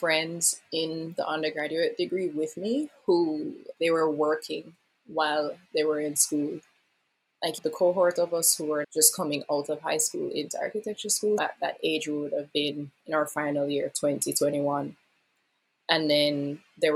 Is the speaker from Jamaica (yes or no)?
yes; Kingston, St. Andrew, Jamaica; moved away as an adult; now in Tokyo, Japan; My hometown is Kingston, St. Andrew in Jamaica.